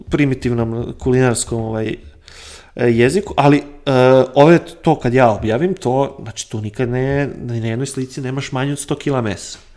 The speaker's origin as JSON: {"language": "Croatian", "area": "Bačka", "region": "Vojvodina", "country": "Serbia", "tie": "born or raised there", "also_born_or_lived": "Banija, Croatia", "moved": "yes", "lives_now": "Syrmia, Serbia", "said": "Iako sam rođen u Bačkoj, ali eto, silom prilika živim u Sremu"}